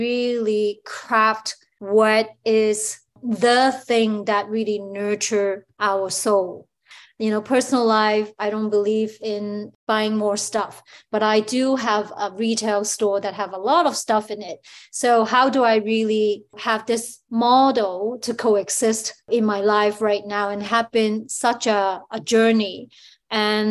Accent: Hong Kong; now in Toronto, Canada; where I grew up in Hong Kong.

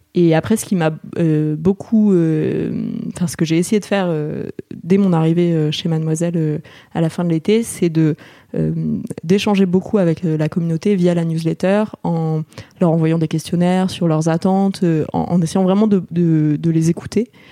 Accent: Grenoble, Auvergne-Rhône-Alpes, France; also born or lived in Paris; je suis née à Paris. Mais euh, après, mes parents ont, déménagé assez rapidement à Grenoble et donc j'ai passé euh, de mes 3 ans à mes 18 ans euh, à Grenoble

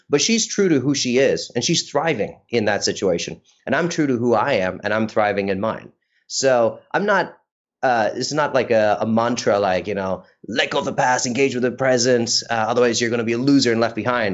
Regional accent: India; moved away; also born or lived in United States; I don't think I recognized I was Indian or brown until I went to the US.

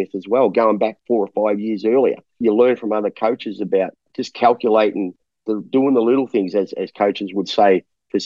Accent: Australia; moved away as an adult; now in Taiwan; I'm an Aussie

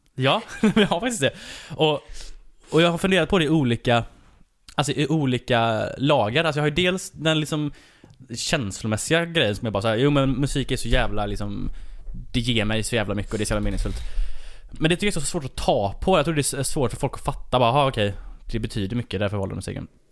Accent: Varberg, Halland County, Sweden; Falkenberg ligger bara 20 minuter från där jag kommer ifrån

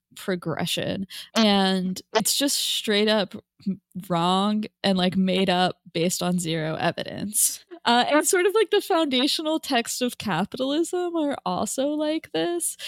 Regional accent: United States; me an American

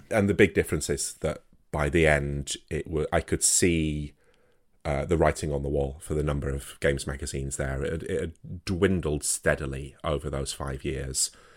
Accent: Wakefield, Yorkshire and the Humber, United Kingdom; I'm, I'm from Wakefield, so, you know, the same place that the company originated

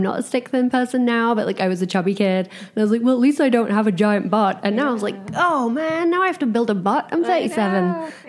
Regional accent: England, United Kingdom; moved away as an adult; now in Los Angeles, United States; I'm from England.

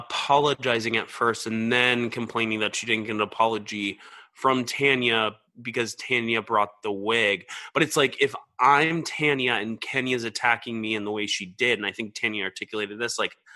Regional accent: the South, United States; I'm from the South.

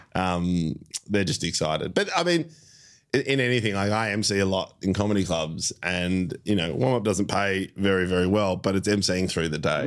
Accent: Melbourne, Victoria, Australia; I, I've grown up in Melbourne my whole life.

